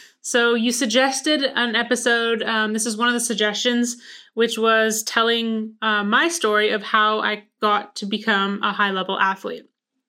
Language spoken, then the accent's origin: English; Vancouver, British Columbia, Canada; born there; I was born in Vancouver, British Columbia. So that is actually where there are large mountains.